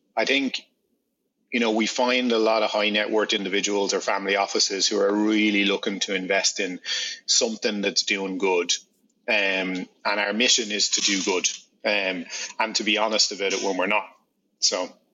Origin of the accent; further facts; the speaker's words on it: Ireland; I'm Irish